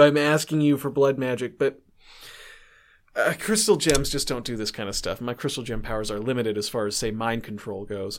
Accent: Canada

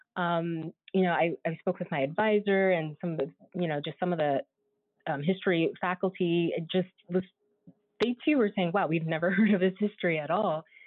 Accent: San Diego, California, United States; I'm originally from San Diego, California.

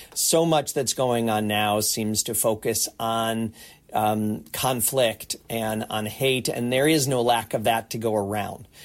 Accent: United States; now in Toronto, Canada; I'm a proud Canadian, I'm originally from the States

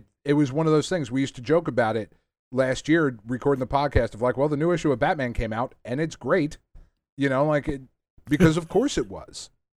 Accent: Northeast, United States; I grew up in the Northeast

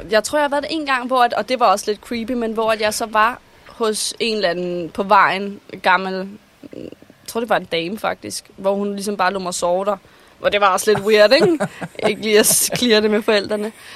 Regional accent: Vordingborg, Zealand, Denmark; moved away as an adult; also born or lived in Copenhagen; i hvert fald så vælger jeg at flytte her fra Vordingborg, hvor jeg er fra, og flytte ind til København

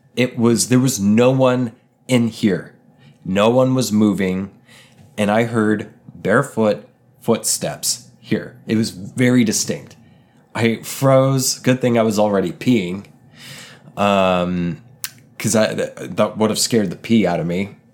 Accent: Oklahoma, United States; moved away; where I mostly grew up. It's, uh, in the woods in Oklahoma

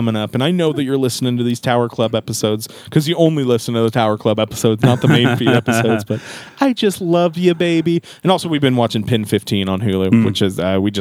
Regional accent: the Ozarks, Southwest Missouri, United States; I grew up here in the Ozarks

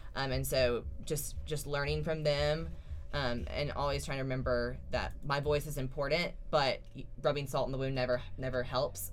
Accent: Lexington, South Carolina, United States; I'm a senior from Lexington, South Carolina

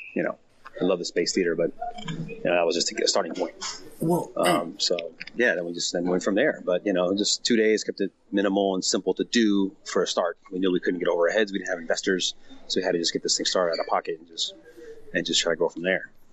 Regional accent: Miami, Florida, United States; moved away as an adult; now in Los Angeles, United States; We went to high school together. We were childhood friends from Miami, Florida. Um, I moved here in 2000 from Miami.

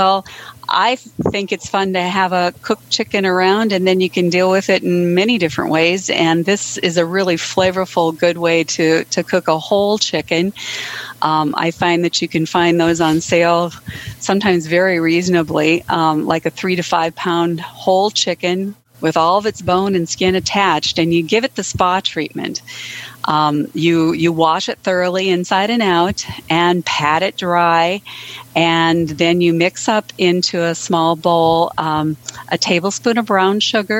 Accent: Edgeley, North Dakota, United States; Good evening. This is … I'm from Edgeley, North Dakota.

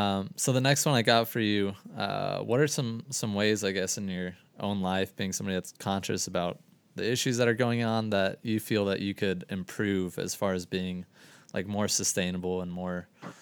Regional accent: Florida, United States; You know, I'm from Florida. I didn't have shit for winter.

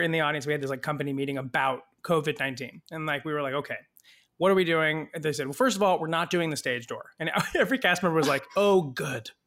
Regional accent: California, United States; moved away; I did not grow up in New Jersey. I grew up in California.

